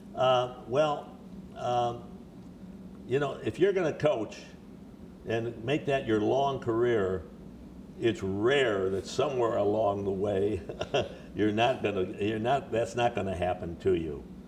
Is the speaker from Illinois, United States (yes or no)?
yes; Chicago, Illinois, United States; moved away as an adult; I was born in Chicago. I grew up here, played high school football in Chicago